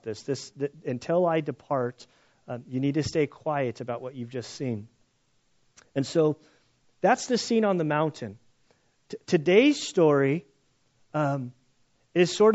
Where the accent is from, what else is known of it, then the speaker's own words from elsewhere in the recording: United States; we're Americans